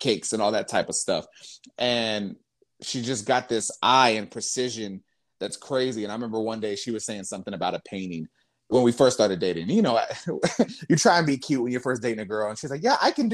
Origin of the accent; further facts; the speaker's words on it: Lubbock, Texas, United States; moved away; I come from Lubbock, Texas